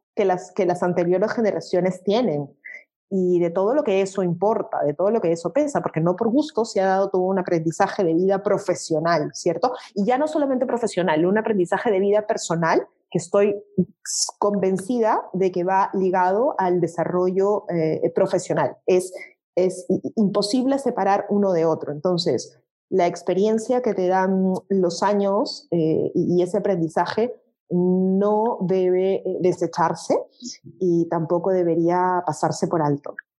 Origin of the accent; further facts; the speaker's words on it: Peru; en mi país, en el Perú